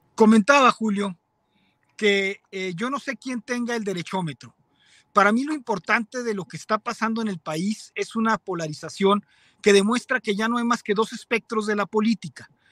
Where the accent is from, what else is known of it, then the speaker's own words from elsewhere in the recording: Mexico; Los mexicanos promedio son defensores de la familia, somos católicos